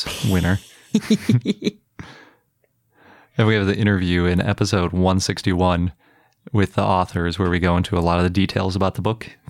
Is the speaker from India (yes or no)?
no; Wisconsin, United States; the University of Wisconsin at Madison, my home state.